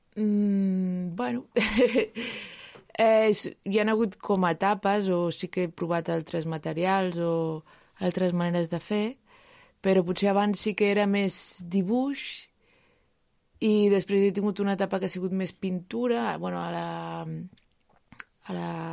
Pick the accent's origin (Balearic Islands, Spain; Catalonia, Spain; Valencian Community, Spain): Catalonia, Spain; Sant Feliu de Llobregat; allà a Sant Feliu, que és d'on soc, a Sant Feliu de Llobregat